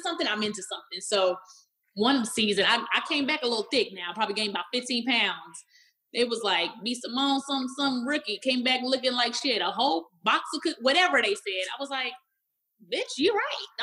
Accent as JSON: {"language": "English", "town": "Dallas", "region": "Texas", "country": "United States", "tie": "born or raised there", "said": "I grew up in Pleasant Grove, the hood of Dallas, Texas."}